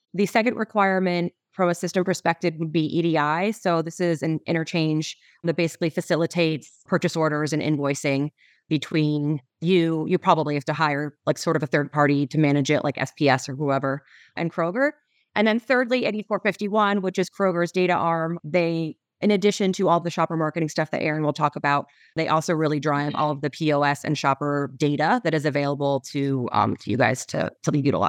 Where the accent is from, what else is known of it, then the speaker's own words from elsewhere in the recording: Cincinnati, Ohio, United States; I mean, growing up in Cincinnati, I think one of my biggest strong points